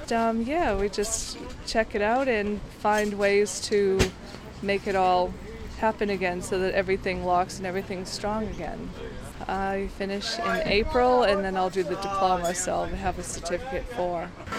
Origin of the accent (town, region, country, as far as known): Boston, Massachusetts, United States; moved away as an adult; now in Byron Bay, Australia